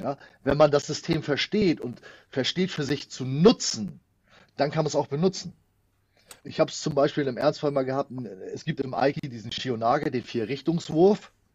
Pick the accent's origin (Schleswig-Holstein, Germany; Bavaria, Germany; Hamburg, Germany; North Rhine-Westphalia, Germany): Schleswig-Holstein, Germany; bei uns in Schleswig-Holstein